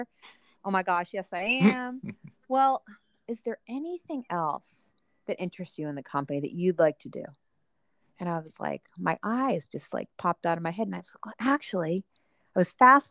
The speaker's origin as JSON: {"language": "English", "region": "East Coast", "country": "United States", "tie": "born or raised there", "also_born_or_lived": "Los Angeles, California", "moved": "as an adult", "said": "I grew up on the East Coast"}